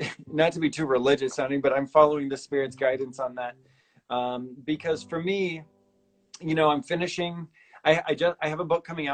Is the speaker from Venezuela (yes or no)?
no; Cincinnati, Ohio, United States; I went to Milford, Lakota East, and Little Miami. I went to three high schools.